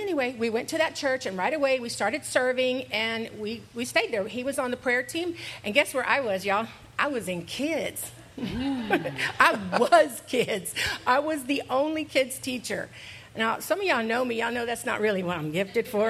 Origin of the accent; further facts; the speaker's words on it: Houston, Texas, United States; moved away as an adult; now in San Antonio, United States; I'm from Houston